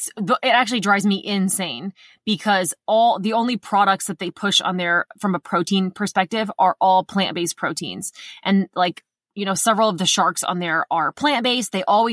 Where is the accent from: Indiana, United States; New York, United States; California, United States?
Indiana, United States; I grew up in Indiana and we had a basement, like an underground basement.